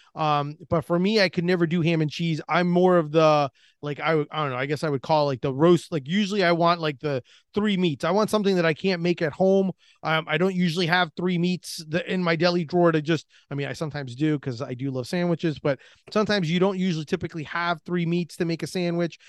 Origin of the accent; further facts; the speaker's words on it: Orlando, Florida, United States; I'm from Orlando, Florida.